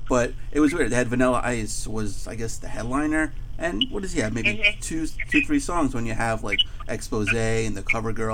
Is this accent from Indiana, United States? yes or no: no; New York City, New York, United States; also born or lived in Dix Hills, New York; I grew up in Queens, but I lived in Dix Hills for a couple of years.